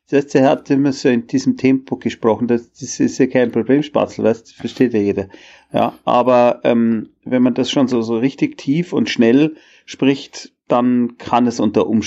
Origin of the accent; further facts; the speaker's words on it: Munich, Bavaria, Germany; Äh, ich bin so ein Bayer, ja.